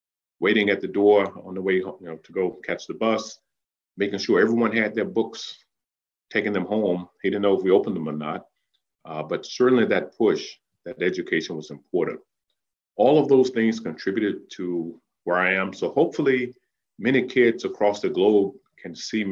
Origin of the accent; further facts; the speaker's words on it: Danville, Virginia, United States; growing up in Danville